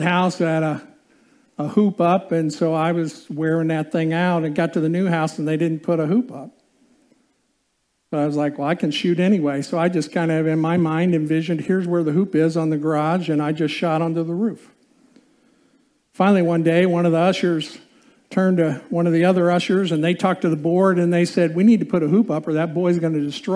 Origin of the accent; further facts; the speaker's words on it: Indiana, United States; I grew up in Indiana